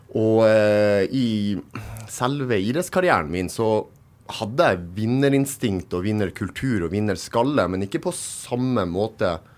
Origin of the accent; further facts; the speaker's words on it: Narvik, Nordland, Norway; Jeg er født og oppvokst i Narvik